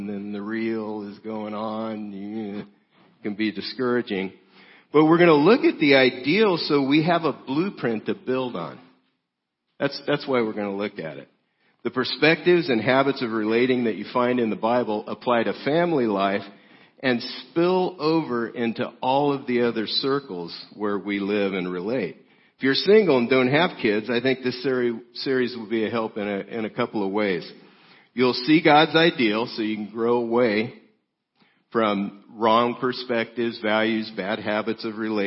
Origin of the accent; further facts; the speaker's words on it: South Gate, California, United States; I grew up in Southgate, California, 8.5 miles from downtown L.A.